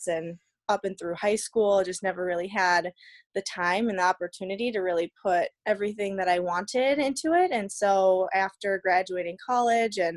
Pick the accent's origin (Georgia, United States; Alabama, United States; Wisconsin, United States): Wisconsin, United States; Darboy; grew up in a little town called Darboy